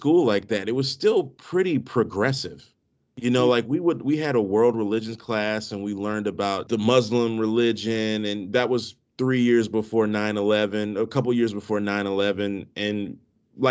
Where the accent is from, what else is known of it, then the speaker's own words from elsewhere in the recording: D.C. area, Maryland, United States; I grew up in the Maryland, D.C. area